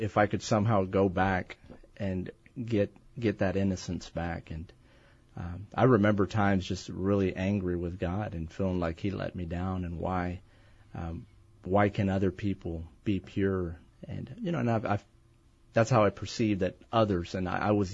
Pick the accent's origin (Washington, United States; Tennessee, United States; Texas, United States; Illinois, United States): Texas, United States; East; I'm from Texas. Good. Born and raised all my life, and grew up in East Texas